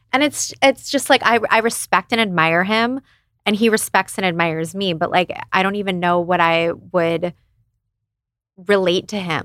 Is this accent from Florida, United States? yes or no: no; Phoenix, Arizona, United States; moved away as an adult; also born or lived in San Diego; I was from Phoenix originally, and then I moved to San Diego because I went to USD for law school.